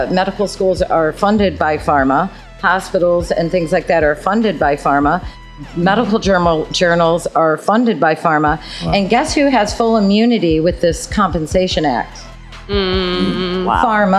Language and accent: English; Michigan, United States; I'm from Michigan.